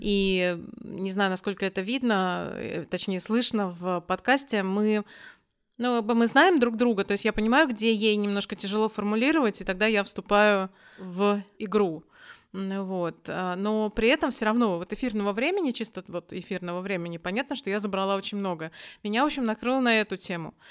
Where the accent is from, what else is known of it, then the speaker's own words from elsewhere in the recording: Russia; moved away as an adult; now in Malmö, Sweden; откуда ты при... приехала, и я говорю, из России